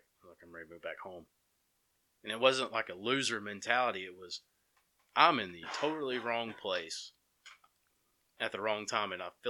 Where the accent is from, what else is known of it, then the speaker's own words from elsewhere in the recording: Cleveland, Tennessee, United States; I swore up and down I was going to move back to Cleveland, Tennessee as soon as I finished.